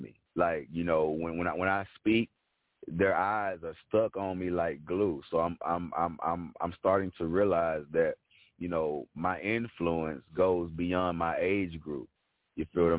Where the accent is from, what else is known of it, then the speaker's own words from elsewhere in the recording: Jackson, Tennessee, United States; my hometown has supported me to the utmost